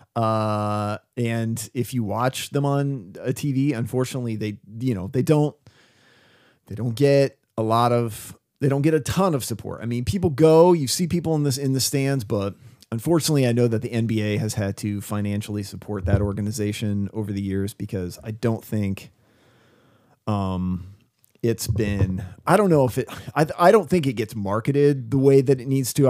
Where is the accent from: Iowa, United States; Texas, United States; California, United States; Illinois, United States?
Iowa, United States; West Burlington; I grew up in Burlington, Iowa